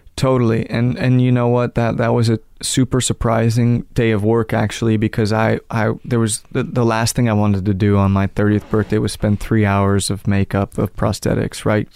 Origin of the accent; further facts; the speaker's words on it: Manhattan and then Connecticut, United States; I grew up in Manhattan and then Connecticut.